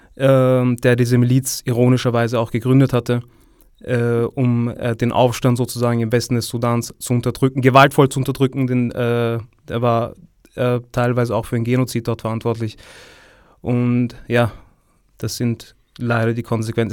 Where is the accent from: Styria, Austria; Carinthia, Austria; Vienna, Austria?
Vienna, Austria; ich bin hier ge äh, geboren und aufgewachsen